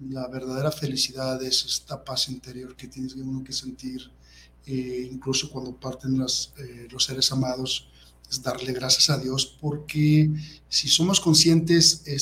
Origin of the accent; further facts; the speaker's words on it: Guadalajara, Jalisco, Mexico; yo soy de aquí de Guadalajara, Jalisco, y mis padres, pues eh, Javier Cabrera y Carmen Plasencia, y tengo ocho hermanos aparte de mí, somos una familia numerosa